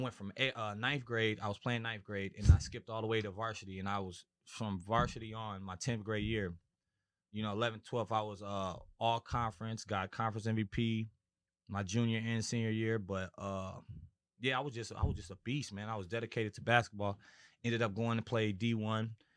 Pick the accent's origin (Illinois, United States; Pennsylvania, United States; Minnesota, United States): Minnesota, United States; Minneapolis; moved away as an adult; also born or lived in California; I'm originally from Minis-, Minnesota, Minneapolis, Minnesota